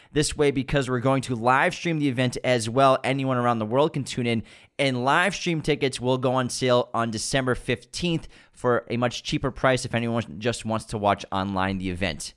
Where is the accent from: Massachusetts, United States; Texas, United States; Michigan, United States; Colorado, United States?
Massachusetts, United States; Waltham; born or raised there